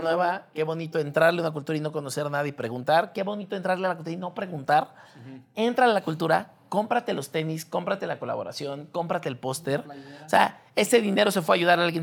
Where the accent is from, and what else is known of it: Mexico